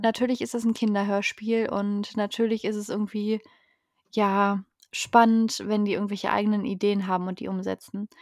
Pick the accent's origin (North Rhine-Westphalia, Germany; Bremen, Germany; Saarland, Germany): North Rhine-Westphalia, Germany; Wo meine Heimat erwähnt wird, der Niederrhein